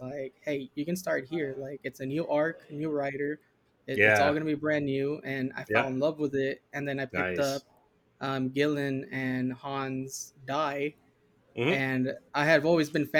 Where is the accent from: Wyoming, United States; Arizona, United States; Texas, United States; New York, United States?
Arizona, United States; Yuma; I grew up in Yuma, Arizona